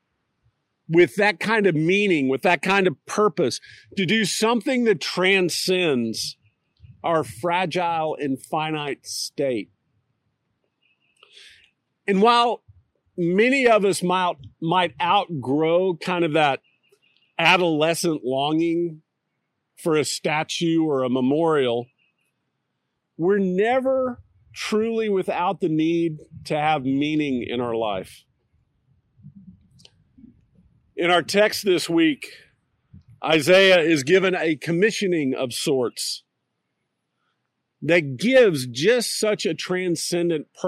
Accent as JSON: {"language": "English", "town": "Austin", "region": "Texas", "country": "United States", "tie": "born or raised there", "moved": "yes", "lives_now": "Fayetteville, United States", "said": "As a kid growing up in Austin"}